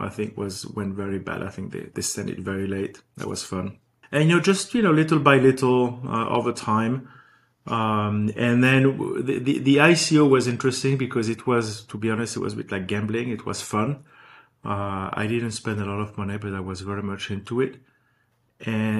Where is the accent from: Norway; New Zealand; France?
France; Paris, Île-de-France; moved away as an adult; also born or lived in New York; now in Los Angeles, United States; I was born and raised in Paris